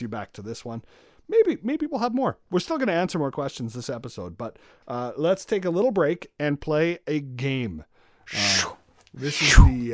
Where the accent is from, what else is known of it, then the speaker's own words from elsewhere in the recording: Moose Jaw, Saskatchewan, Canada; I'm born and raised in Moose Jaw